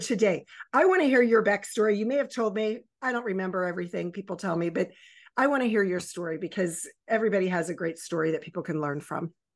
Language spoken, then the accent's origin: English; Baltimore and Annapolis area, Maryland, United States; born or raised there; also born or lived in Virginia Beach, Virginia